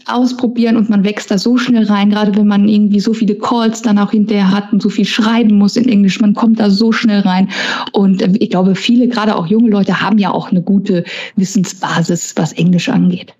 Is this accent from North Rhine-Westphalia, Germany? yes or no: yes; Essen, North Rhine-Westphalia, Germany; ein Kind des Ruhrgebiets, ich bin ja in Essen geboren und aufgewachsen